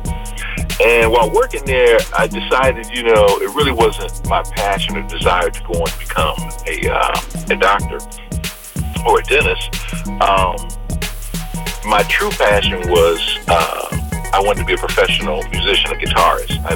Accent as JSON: {"language": "English", "region": "Ohio", "country": "United States", "tie": "born or raised there", "also_born_or_lived": "Hampton, Virginia", "moved": "as an adult", "said": "I grew up in Ohio"}